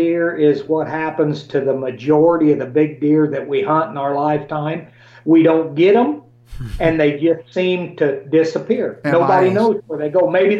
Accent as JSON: {"language": "English", "region": "Illinois", "country": "United States", "said": "Illinois is my favorite because it's my home state."}